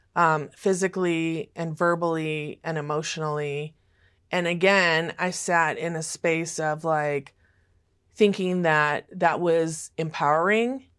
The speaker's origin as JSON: {"language": "English", "town": "Los Angeles", "region": "California", "country": "United States", "tie": "born or raised there", "also_born_or_lived": "Fresno, California / Oklahoma City, Oklahoma / Sherman Oaks, California", "said": "when I was about four and a half, we moved to Hollywood, California"}